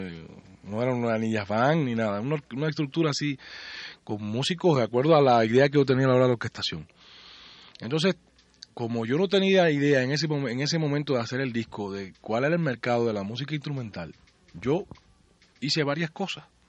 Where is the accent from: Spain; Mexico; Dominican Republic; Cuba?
Cuba; Puerto Padre, Las Tunas; born or raised there; moved away; also born or lived in Havana